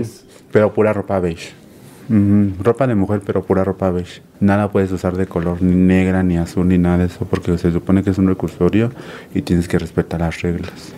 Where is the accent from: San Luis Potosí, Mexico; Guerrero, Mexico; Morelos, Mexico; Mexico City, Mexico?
Morelos, Mexico; Cuernavaca; Yo soy de aquí, de Cuernavaca, Morelos